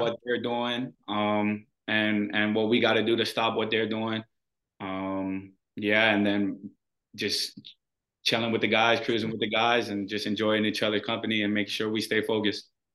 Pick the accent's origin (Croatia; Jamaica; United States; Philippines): United States; Hawaii; moved away as an adult; the people who are born and raised in Hawaii